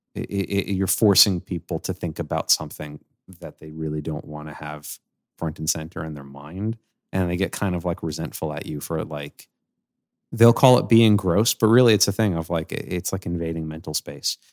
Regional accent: New York City, New York, United States; I grew up on Staten Island

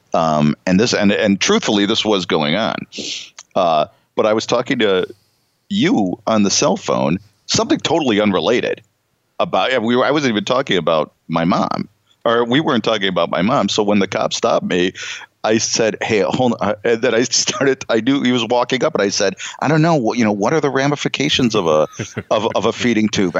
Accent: Chicago, Illinois, United States; from Chicago

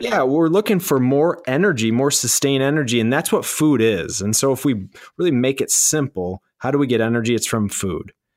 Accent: Michigan, United States; born and raised in Michigan

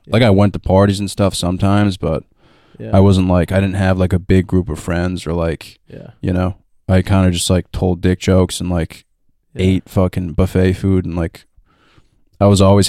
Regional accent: Rhode Island, United States; So dude, I came from Rhode Island.

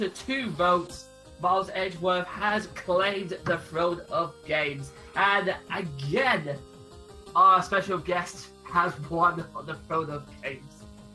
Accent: United Kingdom; we're British

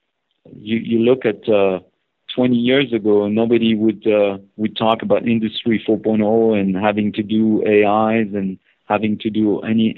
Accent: northeast France, France; I grew up in northeast part of France

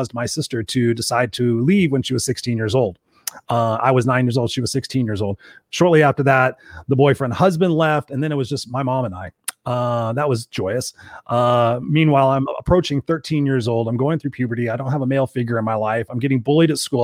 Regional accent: Inglewood, California, United States; I grew up in a place called Inglewood in South Los Angeles

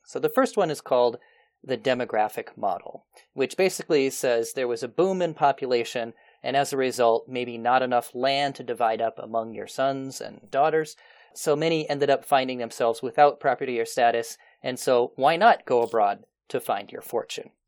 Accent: United States; born or raised there

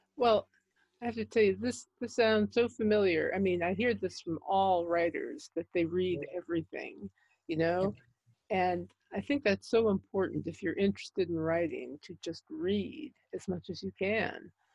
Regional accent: New York, United States; moved away; I'm originally from New York

